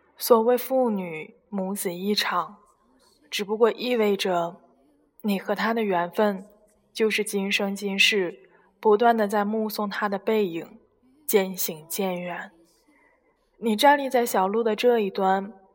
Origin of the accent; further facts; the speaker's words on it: China; 我们中国人